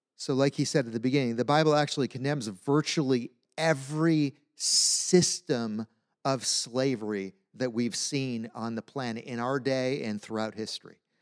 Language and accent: English; United States; As American Christians